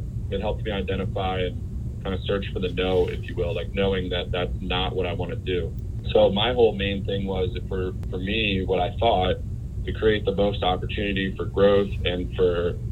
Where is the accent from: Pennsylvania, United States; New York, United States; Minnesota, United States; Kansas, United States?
Pennsylvania, United States; Allentown; moved away as an adult; also born or lived in York, Pennsylvania / Philadelphia / Berkeley, California; I grew up in Allentown, Pennsylvania, in the Lehigh Valley, and I graduated high school in 2005.